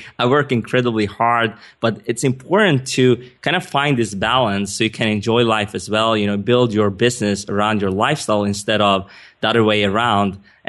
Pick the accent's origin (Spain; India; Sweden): Sweden; English is a second language; I mean, as you can hear, I'm not a native English speaker. I was born and raised in Sweden. My dad is Iranian. My mom is Swedish.